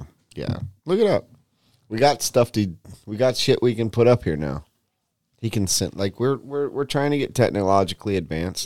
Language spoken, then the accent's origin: English; West Coast, United States; moved away; I grew up on the West Coast